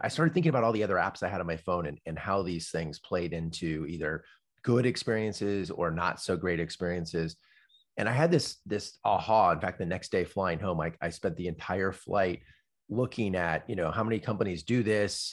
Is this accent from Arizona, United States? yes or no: no; Palo Alto, California, United States; I grew up in Palo Alto, ki, and literally I grew up, like, three blocks from Steve Jobs